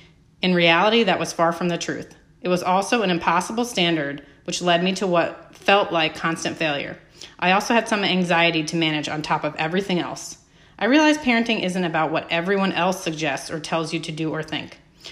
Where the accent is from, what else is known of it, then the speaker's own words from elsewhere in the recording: New Jersey, United States; I'm originally born and raised in New Jersey, but I've lived in the Midwest for almost as much time as I have spent in Jersey. Before you ask, I have never had what people refer to as a Jersey accent.